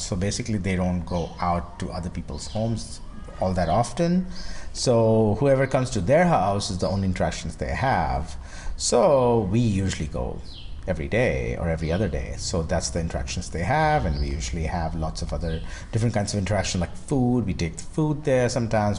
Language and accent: English; India; I'm from India